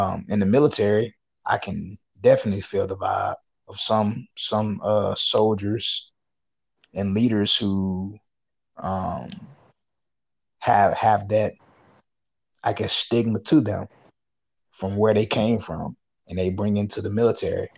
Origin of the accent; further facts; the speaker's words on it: Little Rock, Arkansas, United States; I'm from Arkansas, you know, Little Rock.